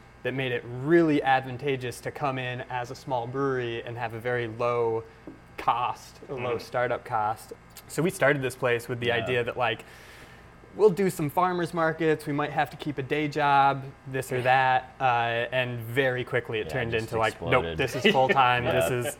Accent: Potsdam, New York, United States; the Adirondacks, which is pretty close to where we grew up in mm-hmm. Potsdam.

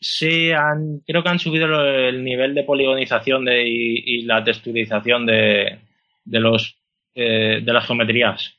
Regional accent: Castellón de la Plana, Valencian Community, Spain; also born or lived in Madrid; Y yo soy de Castellón

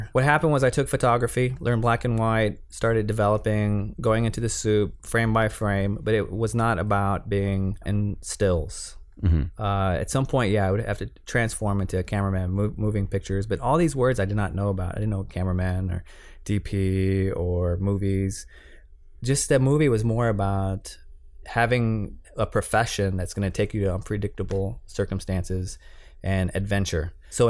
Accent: San Antonio, Texas, United States; I'm a Latino, and I'm from Texas in a neighborhood that had no cameramen, way far away from the industry.

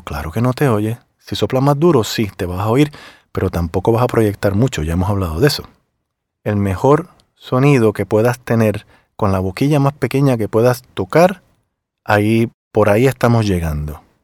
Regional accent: Puerto Rico; moved away as an adult; also born or lived in Miami; Yo obviamente vengo de Puerto Rico

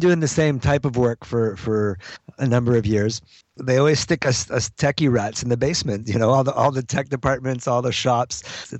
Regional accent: New Brunswick, Canada; now in Montreal, Canada; I grew up in the country. I grew up in New Brunswick on a farm, so I love being in Montreal.

